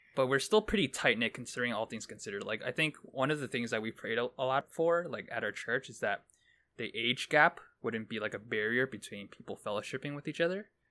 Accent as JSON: {"language": "English", "town": "New York City", "region": "New York", "country": "United States", "tie": "born or raised there", "said": "I grew up in Brooklyn"}